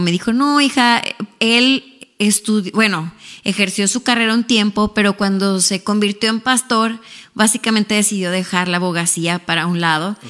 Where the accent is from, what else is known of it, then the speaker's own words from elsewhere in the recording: Ciudad Juárez, Chihuahua, Mexico; accent: Mexican; moved away as an adult; now in Houston, United States; yo soy mexicana, para empezar por ahí. Quizá pues ya cuando me escuchan hablar se me nota el acento de México